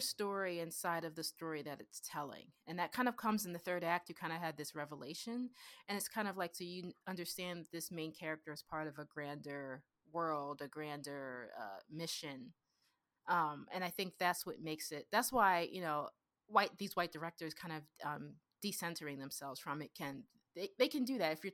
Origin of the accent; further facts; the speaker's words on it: Pennsylvania, United States; That's where I grew up in Pennsylvania. I grew up very working class and blue collar.